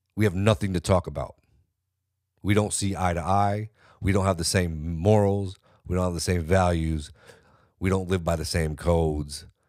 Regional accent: California, United States; I'm from California. I'm from California.

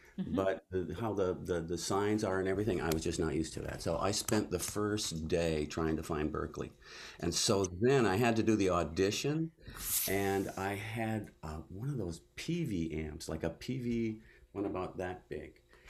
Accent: Midwest, United States; moved away; also born or lived in Nashville / Boston; I'm from the Midwest.

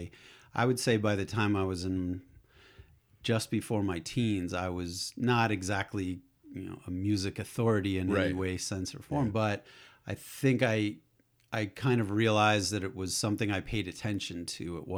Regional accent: Acton, Massachusetts, United States; So I'm not a born and bred Bostonian, right. But yeah. As you can probably tell from my accent, but I consider myself that's my adopted town for sure.

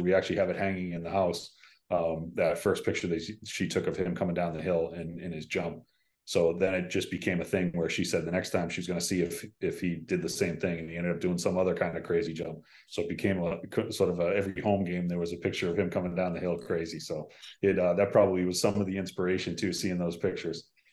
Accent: Boston, Massachusetts, United States; a Irish Catholic guy from, from Boston

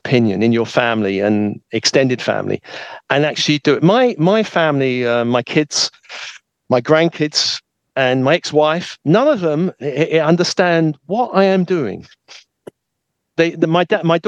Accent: United Kingdom; when I was raised in a British family

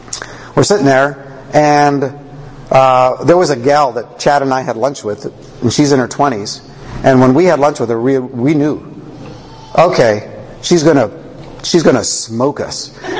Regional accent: Canada; Now I'm a Canadian.

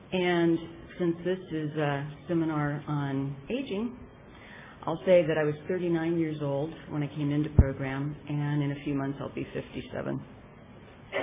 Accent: Petaluma, California, United States; And I'm from Petaluma in Sonoma County.

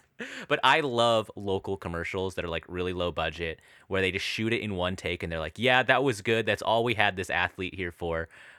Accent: Alaska, United States; those commercials we'd see growing up in Alaska.

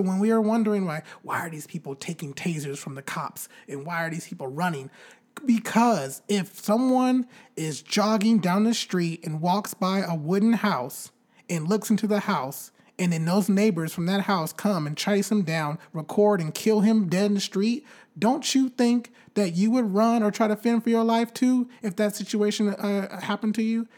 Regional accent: Bakersfield, California, United States; my hometown, Bakersfield

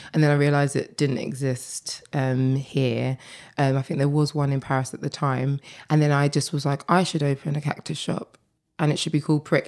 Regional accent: Essex, East of England, United Kingdom; I grew up in Essex

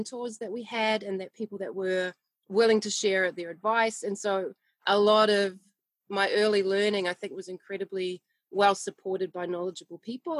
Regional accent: New Zealand; born and bred in New Zealand

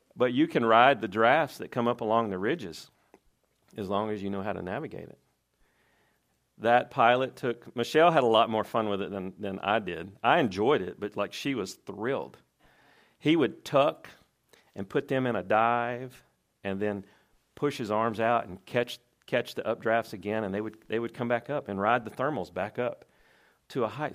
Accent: Tennessee, United States; I'm from Tennessee

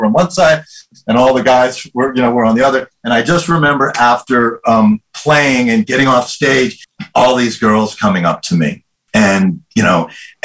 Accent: New York City, New York, United States; moved away as an adult; we were living on the Upper West Side

